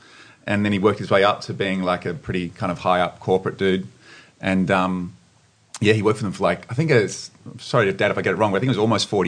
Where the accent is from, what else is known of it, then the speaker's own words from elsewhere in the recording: Sydney, New South Wales, Australia; also born or lived in Perth; I'm a Sydney guy. I was born in Perth, but I'm mainly from the Lower North Shore.